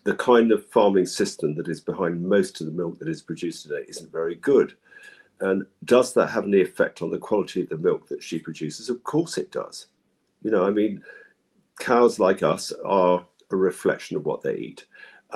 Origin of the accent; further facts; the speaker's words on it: London, United Kingdom; I grew up in London